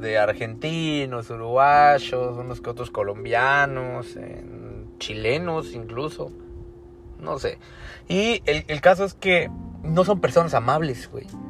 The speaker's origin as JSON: {"language": "Spanish", "country": "Mexico", "said": "yo soy mexicano y he venido a Tulum desde antes que conocieras que existe México"}